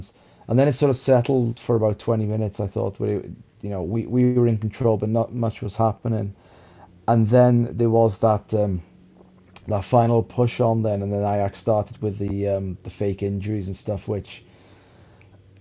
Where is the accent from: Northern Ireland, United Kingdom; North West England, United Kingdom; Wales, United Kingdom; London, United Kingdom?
Wales, United Kingdom; Welsh; now in England; It's great being Welsh at the moment.